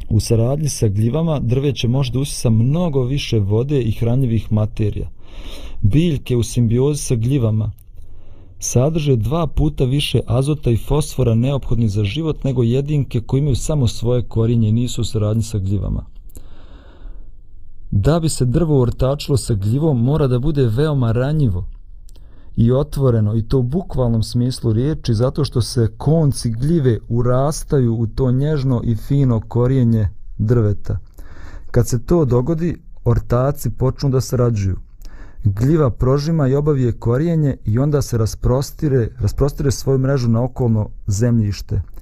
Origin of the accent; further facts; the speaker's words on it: Bosnia & Herzegovina; Kod nas u Bosni i Hercegovini